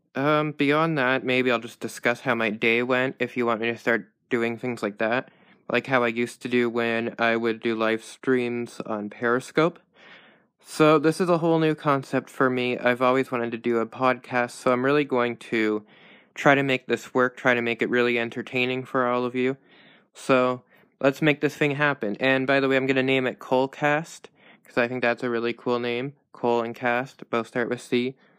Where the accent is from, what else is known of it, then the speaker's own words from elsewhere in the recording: Canada; I'm Canadian